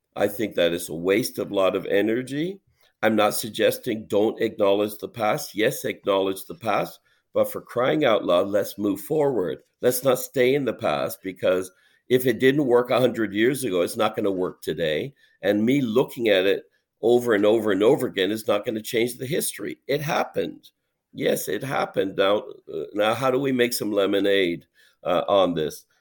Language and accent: English; Canada; my Canadianness